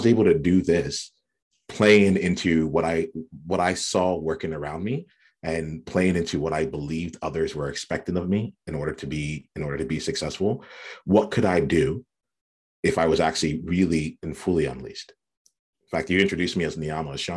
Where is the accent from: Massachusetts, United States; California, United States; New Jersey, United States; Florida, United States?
New Jersey, United States; I grew up in South Jersey on the East Coast in the US